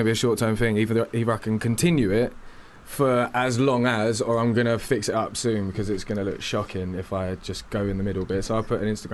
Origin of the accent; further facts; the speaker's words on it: Essex, East of England, United Kingdom; also born or lived in London; I come from Essex, and I spend a lot of my time in London and all around.